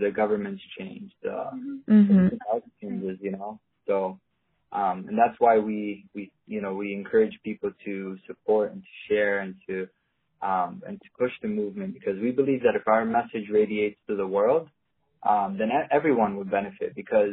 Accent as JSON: {"language": "English", "country": "Palestine", "said": "I'm probably one of the only Palestinians"}